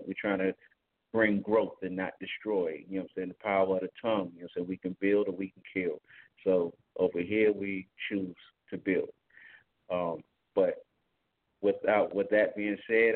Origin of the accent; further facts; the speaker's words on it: Newport News, Virginia, United States; I'm from Newport News, Virginia. I'm also a barber over here in Newport News, Virginia